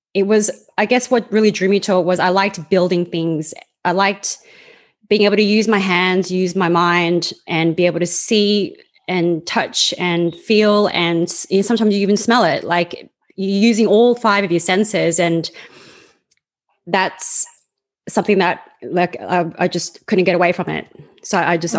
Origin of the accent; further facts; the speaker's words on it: Australia; accent: Australian; moved away as an adult; also born or lived in Sydney; now in Canada; I was born and raised in Australia